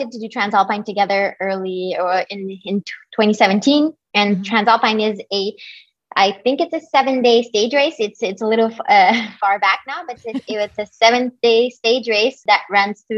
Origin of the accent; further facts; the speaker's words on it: Quebec, Canada; moved away as an adult; also born or lived in California / Boulder, Colorado; I am originally from Quebec